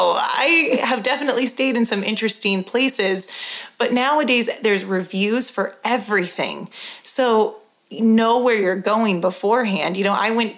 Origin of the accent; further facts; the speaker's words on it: California, United States; now in Colorado, United States; I'm from California, you know, I live in Colorado